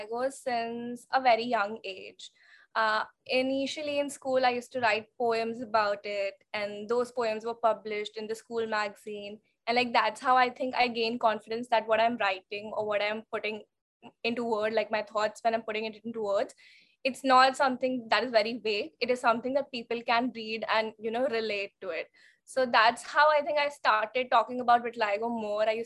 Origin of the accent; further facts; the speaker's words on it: Raipur, Chhattisgarh, India; moved away as an adult; also born or lived in Mumbai; now in London, United Kingdom; I was born and brought up in Raipur, Chhattisgarh